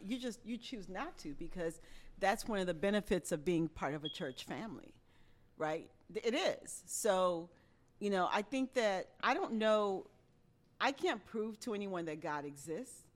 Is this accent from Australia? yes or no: no; Haiti; moved away; I grew up in Haiti